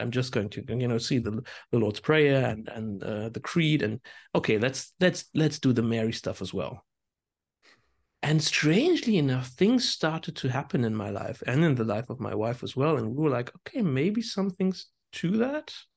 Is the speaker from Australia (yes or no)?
no; hometown near Landau, Rhineland-Palatinate, Germany; Landau is just like twenty minutes drive from my hometown